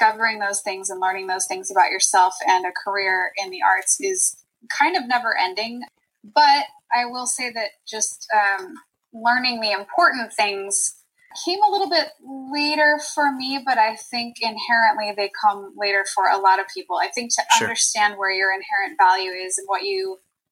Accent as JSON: {"language": "English", "region": "Bay Area of California", "country": "United States", "tie": "born or raised there", "said": "I'm from California"}